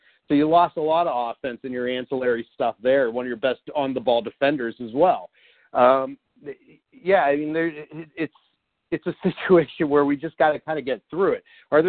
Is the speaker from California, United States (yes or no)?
no; Youngstown, Ohio, United States; now in Columbus, United States; from Youngstown C-Bus.